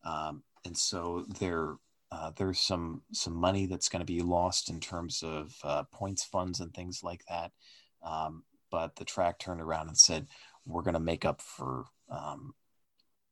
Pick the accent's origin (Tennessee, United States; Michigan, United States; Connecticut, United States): Connecticut, United States; near Stafford Springs; a track not too far away from my hometown, the legendary Stafford Motor Speedway in Connecticut